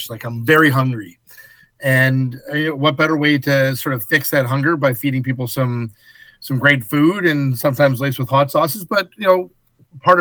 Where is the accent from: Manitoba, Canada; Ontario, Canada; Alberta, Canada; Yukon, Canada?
Alberta, Canada; Edmonton; moved away; Started as a wee lad at Earl's in Edmonton